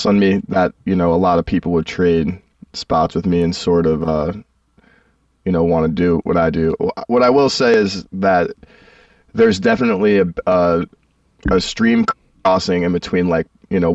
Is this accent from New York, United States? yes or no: yes; New York City, New York, United States; I used to play in the orchestra where I grew up in Brooklyn